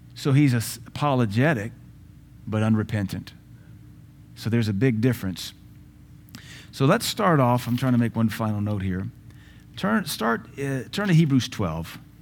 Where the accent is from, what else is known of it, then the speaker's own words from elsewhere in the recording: United States; As Americans, we are very emotional.